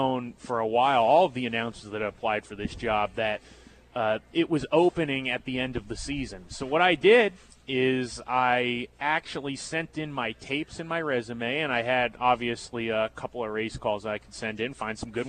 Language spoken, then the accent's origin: English; San Diego, California, United States; moved away as an adult; now in Hot Springs, United States; Grew up in San Diego, California